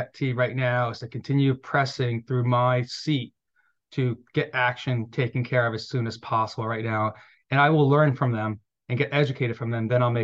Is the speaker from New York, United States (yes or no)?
yes; East Hampton, New York, United States; when I grew up in the East